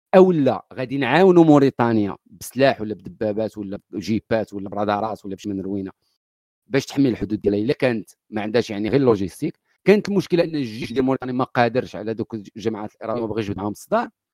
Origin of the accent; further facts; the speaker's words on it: Morocco; حنا اللي مغاربه في المغرب